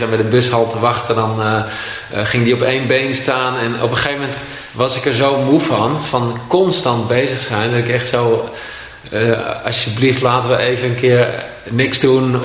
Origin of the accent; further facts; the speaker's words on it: Castricum, North Holland, Netherlands; In Castricum, aan, vlakbij zee.